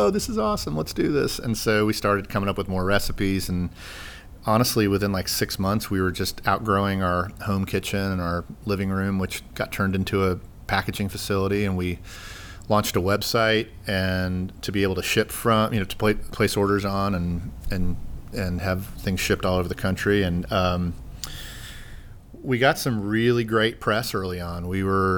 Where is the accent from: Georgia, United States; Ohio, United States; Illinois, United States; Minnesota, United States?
Georgia, United States; Sandy Springs; My family and I moved back to Sandy Springs in 2002 or 2003